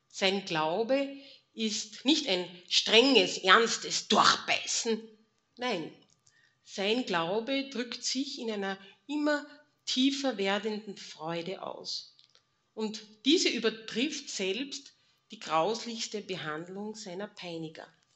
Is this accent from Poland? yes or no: no; Mistelbach, Lower Austria, Austria; ich bin in Mistelbach geboren. Ihr seht hier hinten die Kirche. Und wenn ich von zu Hause in den Kindergarten oder in die Schule gehen musste